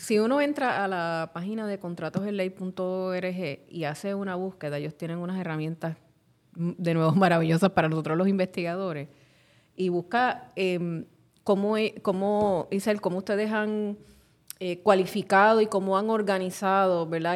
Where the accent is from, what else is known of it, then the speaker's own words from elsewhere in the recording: Carolina, Puerto Rico; en mi pueblo de Carolina